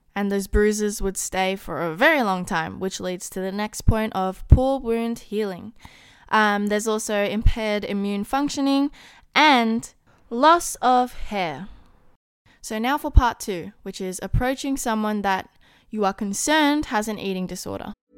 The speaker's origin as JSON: {"language": "English", "country": "Australia", "said": "being Australian, I do not have a Taco Bell here"}